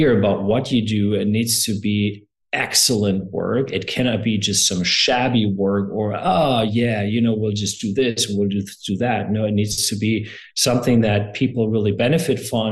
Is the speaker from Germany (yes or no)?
yes; Germany; moved away as an adult; also born or lived in Seattle, United States; now in United States; I'm from Germany originally. I am German, but I'm also American.